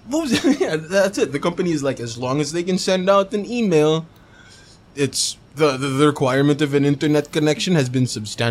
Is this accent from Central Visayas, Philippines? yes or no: yes; Cebu City, Central Visayas, Philippines; I'm not from Manila. I'm from Cebu.